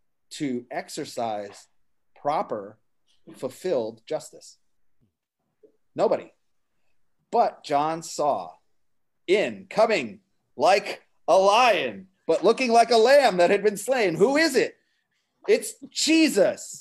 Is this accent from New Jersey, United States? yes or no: yes; New Jersey, United States; I'm from New Jersey